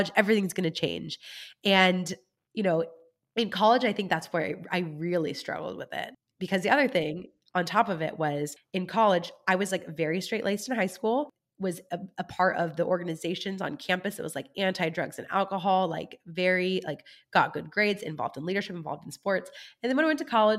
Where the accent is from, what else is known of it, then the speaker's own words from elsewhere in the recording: California, United States; moved away as an adult; also born or lived in Germany / Kentucky; I did not move back home to California